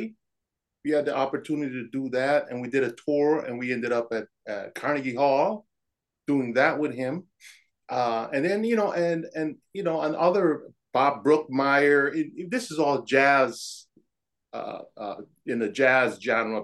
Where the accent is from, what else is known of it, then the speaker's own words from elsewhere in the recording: Panama; moved away as an adult; now in Minnesota, United States; I grew up in on the Canal Zone in Panama. That's where I was born.